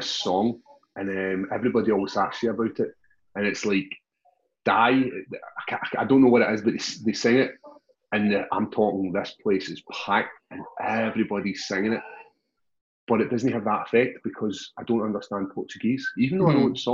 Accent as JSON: {"language": "English", "town": "Glasgow", "region": "Scotland", "country": "United Kingdom", "tie": "born or raised there", "said": "it was my hometown"}